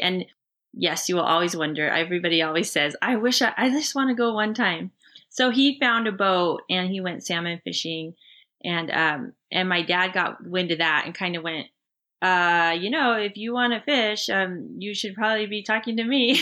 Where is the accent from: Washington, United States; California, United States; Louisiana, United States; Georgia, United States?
Washington, United States; Seattle; Rich and I both grew up in the Pacific Northwest Seattle area